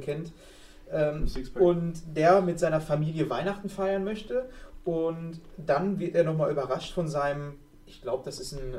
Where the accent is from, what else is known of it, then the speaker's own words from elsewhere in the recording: Germany; wir sind alle Deutsche